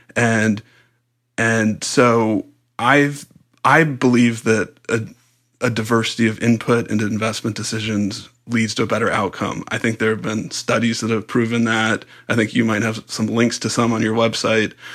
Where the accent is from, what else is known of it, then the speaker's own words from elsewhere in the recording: San Diego, California, United States; I grew up in San Diego.